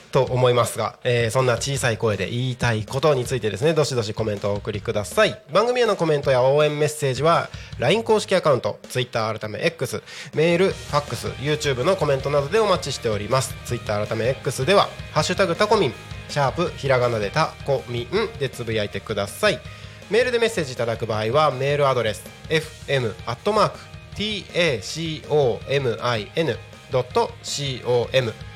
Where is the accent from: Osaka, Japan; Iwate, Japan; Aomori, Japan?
Aomori, Japan; Takko; now in Tako, Chiba, Japan; 僕の出身地である青森県田子町